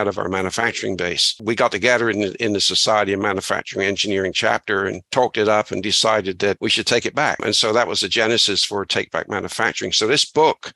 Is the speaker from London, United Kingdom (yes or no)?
no; Bristol, South West England, United Kingdom; moved away as an adult; now in Canada; I grew up in Bristol, England